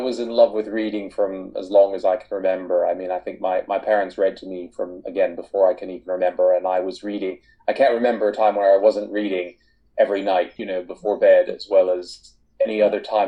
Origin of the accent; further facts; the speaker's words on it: East Coast of the United States, United States; moved away as an adult; now in United Kingdom; I grew up primarily on the East Coast of the United States, but I've lived in the UK for half my life now, for the last 23 years.